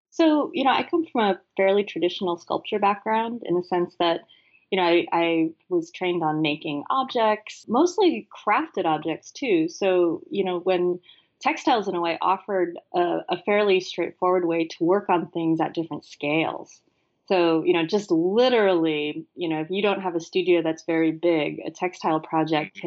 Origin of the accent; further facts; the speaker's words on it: San Francisco, California, United States; I grew up in San Francisco